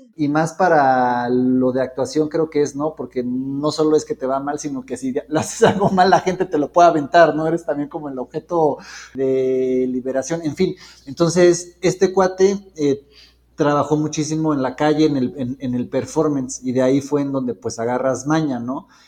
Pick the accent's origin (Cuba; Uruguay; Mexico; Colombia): Mexico; como personas mexicanas